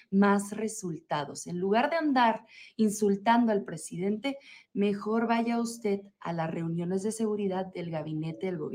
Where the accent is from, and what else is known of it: Chihuahua, Mexico